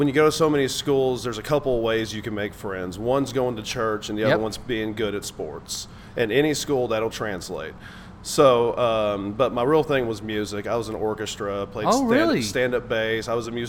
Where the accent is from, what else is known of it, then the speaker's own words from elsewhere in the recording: Dallas, Texas, United States; born there; I was born in Dallas.